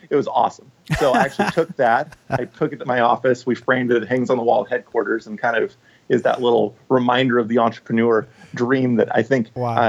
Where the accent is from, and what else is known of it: Portland, Oregon, United States; born or raised there; also born or lived in Bellevue, Washington; now in Vancouver, Washington, United States